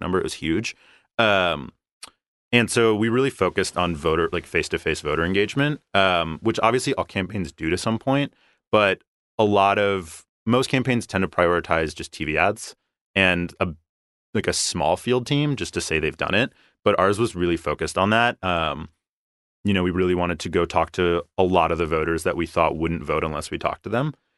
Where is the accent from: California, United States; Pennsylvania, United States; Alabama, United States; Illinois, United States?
Pennsylvania, United States; Philadelphia; moved away as an adult; now in Los Angeles, United States; I'm originally from Philadelphia